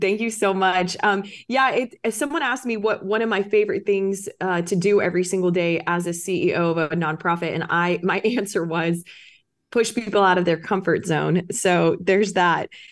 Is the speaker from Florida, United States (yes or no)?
yes; Orlando, Florida, United States; I got back to my hometown of Orlando, Florida.